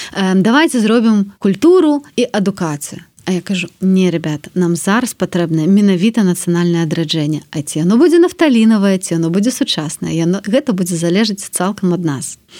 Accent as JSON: {"language": "Belarusian", "country": "Belarus", "also_born_or_lived": "Warsaw, Poland", "moved": "as an adult", "said": "мы беларусы"}